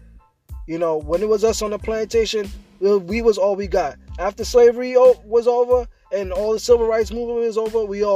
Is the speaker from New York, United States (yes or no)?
yes; New York City, New York, United States; growing up in Brooklyn, you know, especially on Flatbush